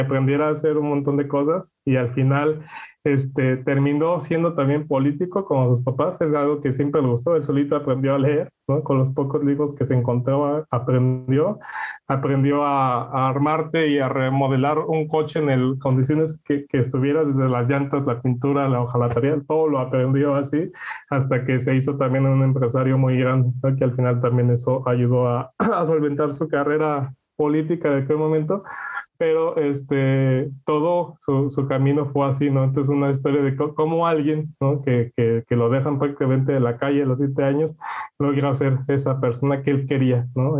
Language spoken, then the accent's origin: Spanish; Mexico; now in Netherlands; nosotros como mexicanos